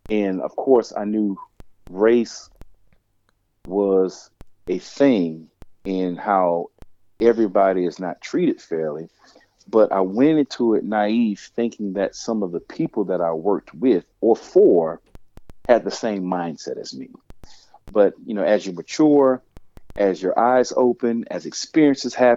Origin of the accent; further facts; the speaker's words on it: New Orleans, Louisiana, United States; I'm originally from New Orleans